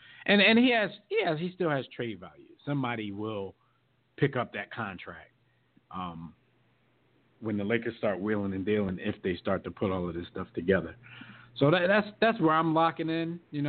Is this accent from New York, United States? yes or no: no; Ohio, United States; All right, I'm from Ohio. I played a lot of years here, so, I got to build some roots here.